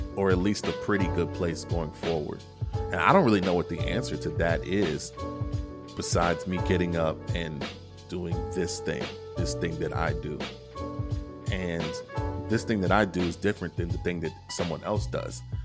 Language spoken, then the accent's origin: English; Kentucky, United States; my home state of Kentucky